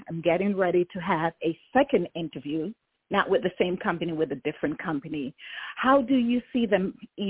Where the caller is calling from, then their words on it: Washington, District of Columbia, United States; calling from Washington, D.C.